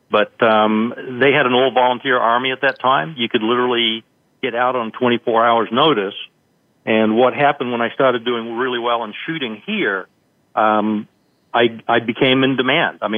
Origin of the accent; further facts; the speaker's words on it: New Zealand; moved away as an adult; now in United States; I grew up in New Zealand. I came to the United States in uh, 1977 for deep sea diving school, and I was actually still in the Army at the time.